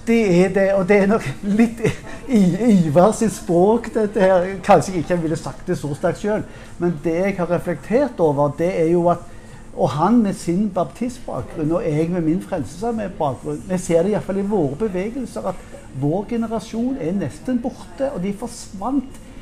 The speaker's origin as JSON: {"language": "Norwegian", "region": "Western Norway", "country": "Norway", "said": "jeg er på, fra Vestlandet"}